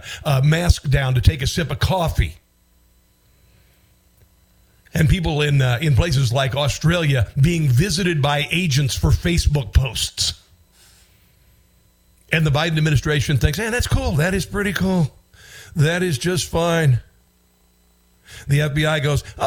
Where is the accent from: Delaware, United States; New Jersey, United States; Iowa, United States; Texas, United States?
Iowa, United States; also born or lived in Washington, D.C. / Baltimore; now in Missouri, United States; My home state is Iowa